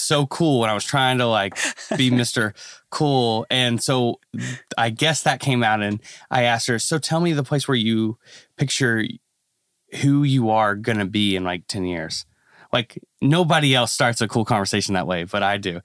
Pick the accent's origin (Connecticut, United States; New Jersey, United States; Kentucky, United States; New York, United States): Kentucky, United States; I'm a pastor's kid. So, I was born in Kentucky